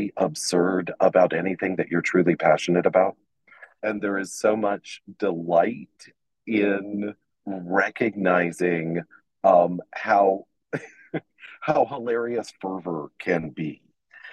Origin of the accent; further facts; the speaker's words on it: Atlanta, Georgia, United States; my hometown of Atlanta